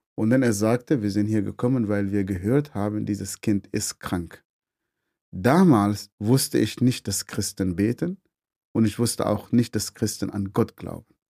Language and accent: German; Northern Sudan, Sudan; German is a second language; moved away as an adult; also born or lived in Swabia, Germany; now in Germany; ich komme vom Nordsudan. Ich bin in eine sehr, sehr große Familie geboren.